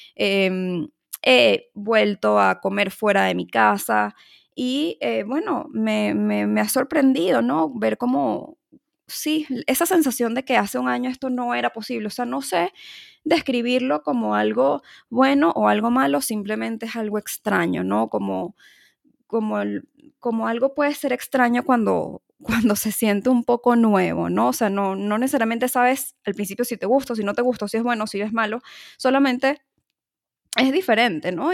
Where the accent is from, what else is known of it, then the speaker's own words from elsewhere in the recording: Caracas, Capital District, Venezuela; en mi país, en mi ciudad este, Caracas